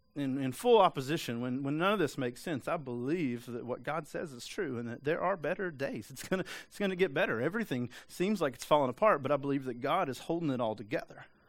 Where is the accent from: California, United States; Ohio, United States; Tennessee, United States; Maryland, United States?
Tennessee, United States; East; I'm from East Tennessee.